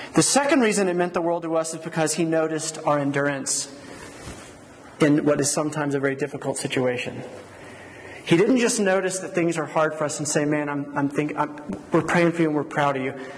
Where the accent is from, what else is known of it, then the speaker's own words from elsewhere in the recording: Georgia, United States; moved away as an adult; also born or lived in Philadelphia / Colorado / New Mexico; now in Las Cruces, United States; I grew up in Georgia